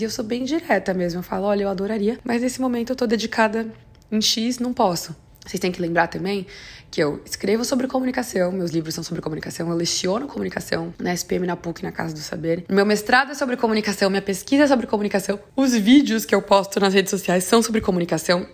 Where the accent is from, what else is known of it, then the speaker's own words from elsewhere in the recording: Brazil; moved away; eu sei que eu não moro mais no Brasil, mas eu acompanho a, a política doméstica e assim, como brasileira mesmo